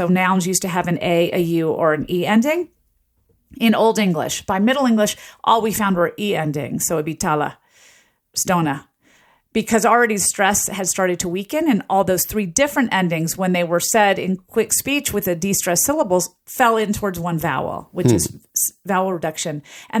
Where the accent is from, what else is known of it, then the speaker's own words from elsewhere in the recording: Southern US, United States; I grew up in the South, and we would say police, police.